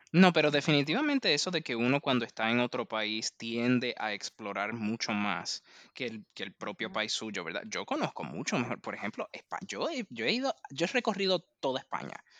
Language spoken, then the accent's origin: Spanish; Puerto Rico; moved away as an adult; also born or lived in New York; now in Washington, D.C., United States; Yo soy de Puerto Rico